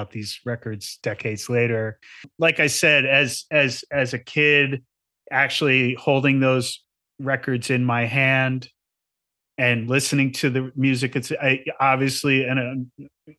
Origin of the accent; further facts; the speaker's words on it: New Jersey, United States; I grew up in New Jersey in the suburbs.